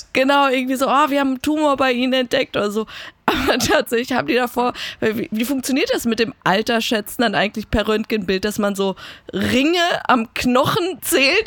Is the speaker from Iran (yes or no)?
yes; Iran; als gebürtige Iranerin